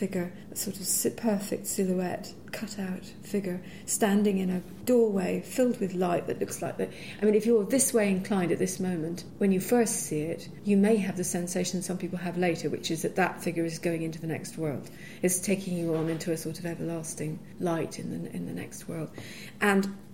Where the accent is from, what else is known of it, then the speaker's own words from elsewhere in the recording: Edinburgh, Scotland, United Kingdom; I grew up in Edinburgh